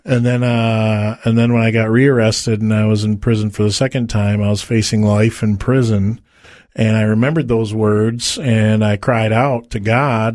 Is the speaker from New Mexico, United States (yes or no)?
no; Detroit, Michigan, United States; I was born and raised in Detroit, Michigan